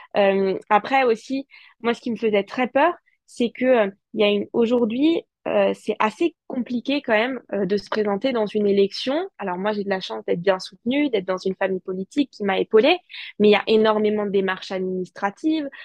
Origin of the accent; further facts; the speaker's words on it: Alsace, Grand Est, France; en tant qu'Alsacienne